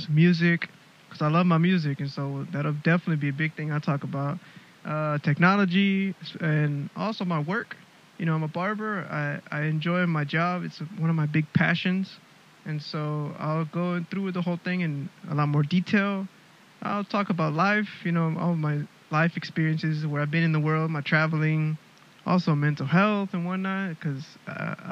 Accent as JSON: {"language": "English", "town": "Houston", "region": "Texas", "country": "United States", "tie": "born or raised there", "moved": "as an adult", "lives_now": "Melbourne, Australia", "said": "I'm originally from Houston, Texas, born and raised. I'm living in Melbourne, Australia"}